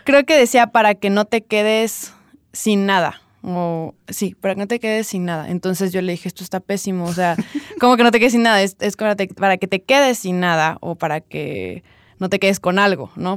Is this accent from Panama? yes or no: no; San Cristóbal de las Casas, Chiapas, Mexico; also born or lived in Tuxtla Gutiérrez, Chiapas; nací en Tuxtla, pero en realidad en la capital de Chiapas, pero en realidad vivo ahorita acá y realmente toda mi vida hasta los 18 viví aquí